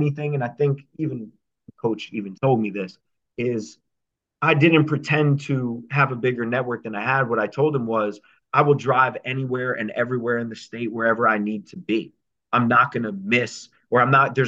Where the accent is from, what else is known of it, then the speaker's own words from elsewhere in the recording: New Jersey, United States; I was from New Jersey